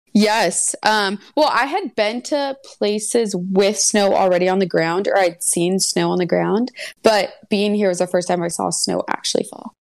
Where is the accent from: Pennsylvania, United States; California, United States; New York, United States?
California, United States; Santa Barbara; moved away as an adult; also born or lived in Los Angeles, California; now in Cleveland, United States; I was born and raised in California, and I grew up in Santa Barbara